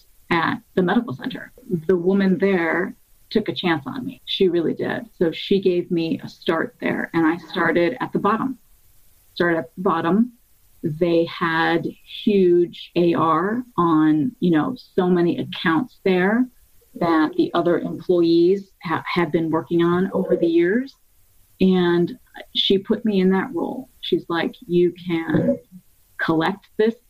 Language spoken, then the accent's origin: English; Cleveland, Ohio, United States; I grew up in Cleveland, Ohio, since the age of 3.